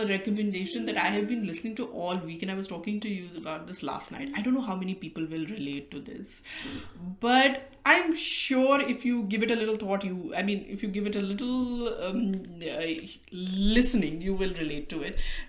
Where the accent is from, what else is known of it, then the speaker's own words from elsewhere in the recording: Delhi, India; I'm from Delhi, and I have known middle-class Punjabis in Delhi